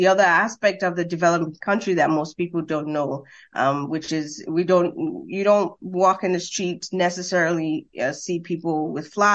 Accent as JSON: {"language": "English", "country": "Sierra Leone", "tie": "born or raised there", "also_born_or_lived": "Minnesota, United States", "moved": "as an adult", "lives_now": "Canada", "said": "I was born in West Africa, Sierra Leone, and to a dad who was also Sierra Leonean and a mother who is from Zimbabwe"}